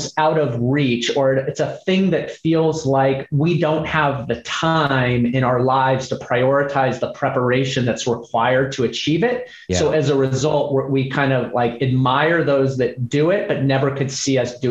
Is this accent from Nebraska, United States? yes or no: no; Seattle, Washington, United States; moved away as an adult; also born or lived in California / New York / Los Angeles; born and raised in Seattle.